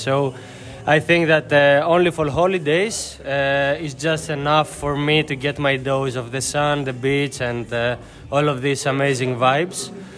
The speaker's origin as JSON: {"language": "English", "town": "Athens", "region": "Attica", "country": "Greece", "also_born_or_lived": "Lesbos, Greece", "moved": "as an adult", "lives_now": "Netherlands", "said": "coming from uh, Athens and uh, from an island in Greece near Turkey called uh, Lesbos."}